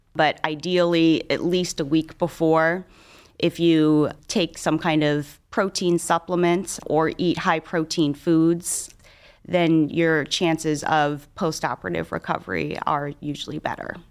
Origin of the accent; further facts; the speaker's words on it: Cleveland, Ohio, United States; I'm a, a local gal, so I grew up on the East Side. I live on the West Side now. I've done all my training and my education in Cleveland.